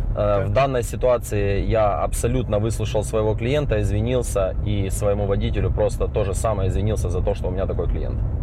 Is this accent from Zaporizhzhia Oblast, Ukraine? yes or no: yes; Zaporizhzhia, Zaporizhzhia Oblast, Ukraine; now in United States; мы из Украины, Запорожья, мы все здесь живем